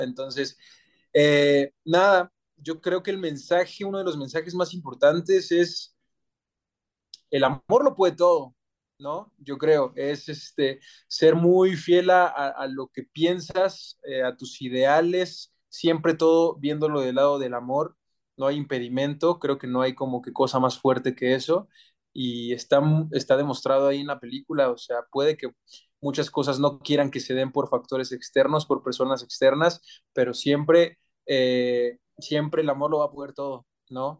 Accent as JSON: {"language": "Spanish", "country": "Mexico", "said": "soy 100% mexicano, más mexicano que el nopal"}